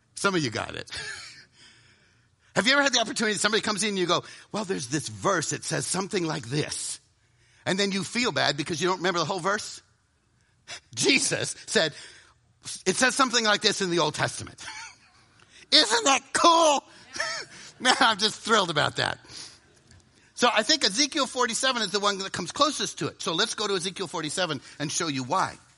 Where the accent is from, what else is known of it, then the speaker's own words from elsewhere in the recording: the South, United States; I'm from the South